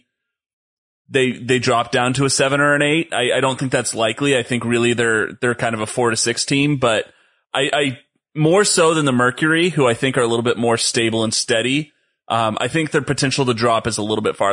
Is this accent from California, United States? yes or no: yes; Los Angeles, California, United States; I'm from Los Angeles